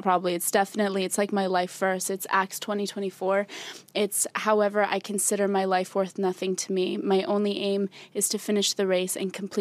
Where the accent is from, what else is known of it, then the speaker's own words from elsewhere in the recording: Albania; I am from Albania.